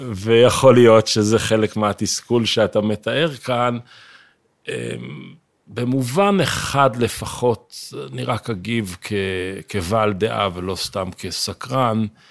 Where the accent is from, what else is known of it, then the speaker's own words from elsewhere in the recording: Jerusalem, Jerusalem District, Israel; אנחנו ירושלמים